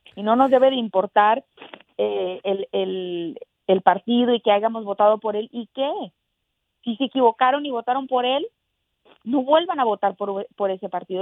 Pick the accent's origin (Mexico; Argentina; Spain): Mexico; also born or lived in Texas; now in United States; yo nací en México, orgullosa, orgullosa de, de ser eh, eh, mexicana americana